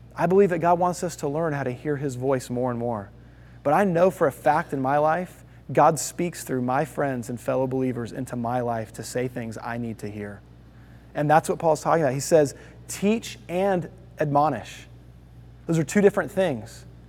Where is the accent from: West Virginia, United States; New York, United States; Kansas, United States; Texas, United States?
Texas, United States; Houston; also born or lived in Toledo, Ohio; I was born in Toledo, Ohio, but before I was a year old, my dad got a job in the southwest side of Houston. And so we moved there